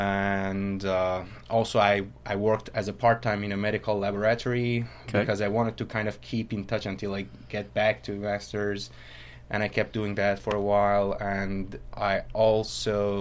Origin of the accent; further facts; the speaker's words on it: Tonekabon, Mazandaran, Iran; English is a second language; moved away as an adult; also born or lived in Tehran, Iran / South Korea / Georgia, United States; now in Griffin, United States; my family roots goes back to just coasts of Caspian Sea